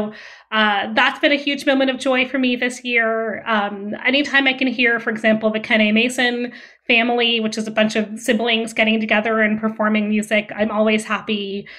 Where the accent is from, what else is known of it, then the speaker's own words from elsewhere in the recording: Vienna, Austria; moved away; I grew up in Vienna, Austria. So I grew up in a different country